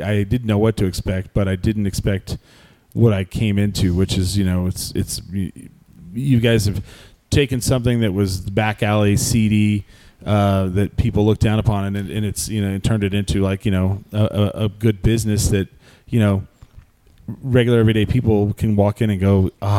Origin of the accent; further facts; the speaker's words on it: New Mexico, United States; moved away; I grew up near Texas.